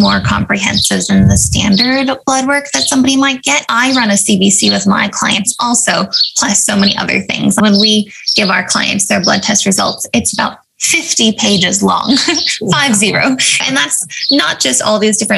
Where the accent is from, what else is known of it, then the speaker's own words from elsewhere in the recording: Avalon, California, United States; I grew up on Catalina Island, which is this little island off the coast of California